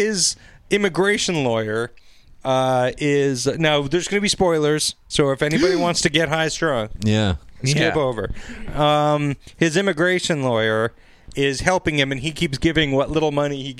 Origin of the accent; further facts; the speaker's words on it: United Kingdom; I'm British